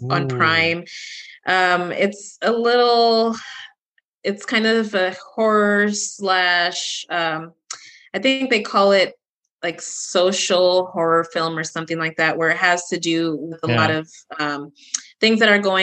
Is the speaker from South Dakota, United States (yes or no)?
no; Texas, United States; moved away; I'm originally from Texas. So yeah, I got to support a fellow Texan